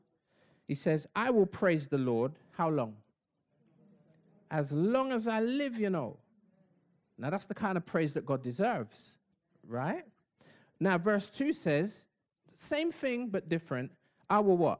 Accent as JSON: {"language": "English", "region": "London", "country": "United Kingdom", "tie": "born or raised there", "said": "I used to live in East Dulwich"}